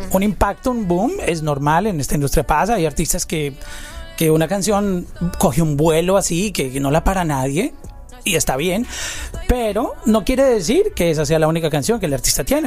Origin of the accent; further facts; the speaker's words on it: Colombia; Yo soy colombiano